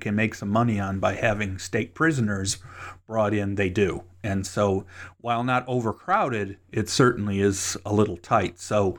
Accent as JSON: {"language": "English", "town": "Cleveland", "region": "Ohio", "country": "United States", "tie": "born or raised there", "said": "since that's my hometown, I found that interesting. So I will continue to be watching what comes out of that particular area, because having born and spent most of my years in the Cleveland area"}